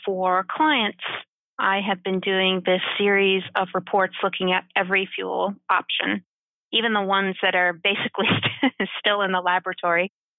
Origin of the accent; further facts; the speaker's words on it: United States; I'm American. I'm not in Europe.